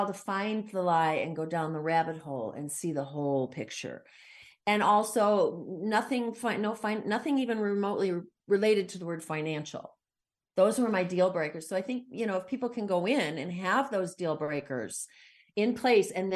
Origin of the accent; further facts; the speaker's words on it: United States; as an American